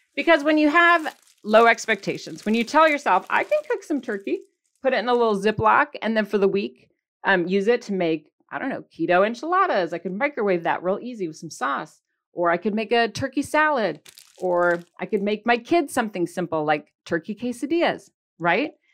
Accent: Michigan, United States; accent: Michigan; my Michigan accent

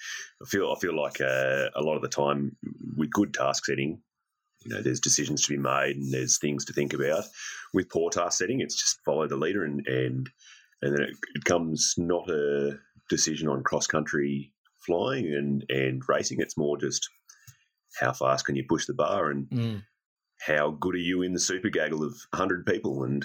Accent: Australia; Dad's Italian, emigrated here in the early 60s with a lot of other people. Met an Australian lady and I'm still here

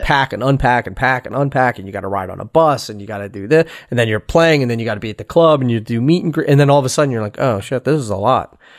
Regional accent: Philadelphia, Pennsylvania, United States; I'm from Philadelphia.

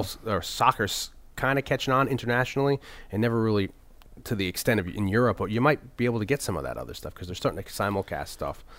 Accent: New Haven, Connecticut, United States; born or raised there

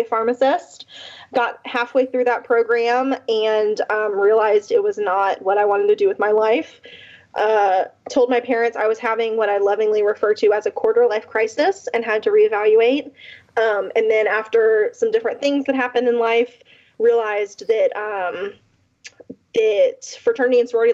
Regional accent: a small town outside of Jacksonville, Florida, United States; moved away as an adult; also born or lived in Georgia; now in Memphis, United States; I am born and raised in a small town outside of Jacksonville, Florida.

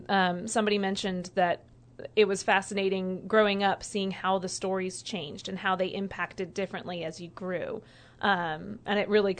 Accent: Alabama, United States; also born or lived in Georgia; I grew up in the Deep South in Alabama and Georgia, and we had a lot of Southern Baptists around us

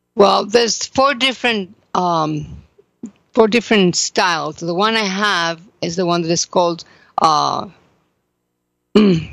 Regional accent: Mexico; now in Jerusalem, Israel; I am from Mexico.

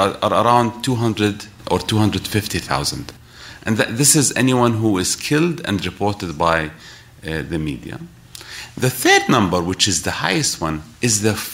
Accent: Iraq; moved away as an adult; now in Washington, D.C., United States; I was born in Iraq, and I lived there throughout the 90s.

